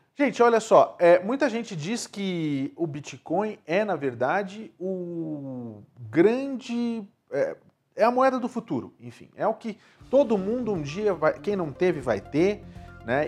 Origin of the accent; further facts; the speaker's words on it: Brazil; moved away; nós somos brasileiros